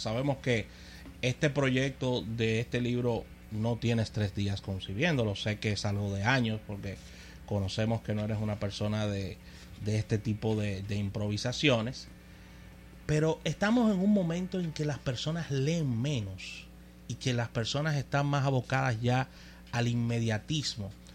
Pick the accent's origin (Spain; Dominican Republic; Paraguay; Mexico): Dominican Republic